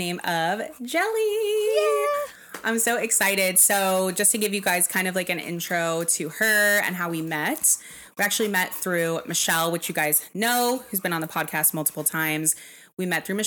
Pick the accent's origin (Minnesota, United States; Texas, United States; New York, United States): Texas, United States; moved away; Texas, which is where I'm from